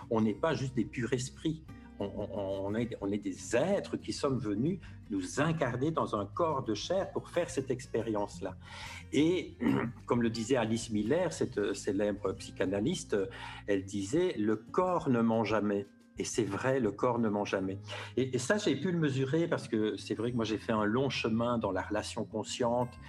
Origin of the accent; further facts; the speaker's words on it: Belgium; now in Paris, France; Moi, j'ai un peu vu ça quand j'ai quitté la Belgique en 2012 pour aller m'installer à Paris. Euh, j'ai découvert un, peu une autre culture, alors que je me disais, euh, il y a juste 300 km, on parle la même langue, ça va être pareil.